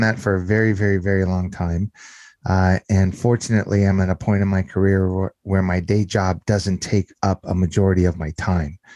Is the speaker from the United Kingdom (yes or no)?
no; Southern California, United States; moved away as an adult; also born or lived in Las Vegas; I grew up in Southern California, uh, in an area not too par, far from the greater Los Angeles area is where I grew up